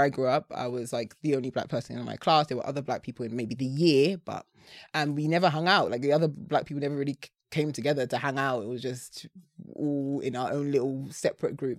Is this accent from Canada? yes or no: no; Essex, East of England, United Kingdom; growing up in Essex